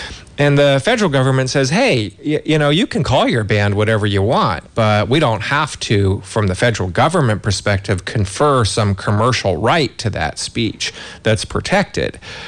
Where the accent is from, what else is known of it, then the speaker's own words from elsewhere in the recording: California, United States; as a Californian.